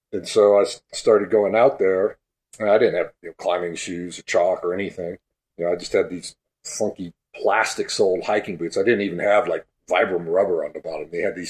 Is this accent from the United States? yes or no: yes; Berkeley, California, United States; I grew up in Berkeley, you know, I was born there in 59, grew up there throughout the 60s and early 70s.